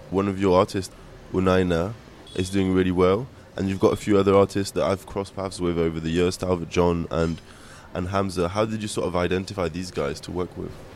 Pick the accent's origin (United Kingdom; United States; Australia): United Kingdom; England; I'm an English radio presenter, producer, and club DJ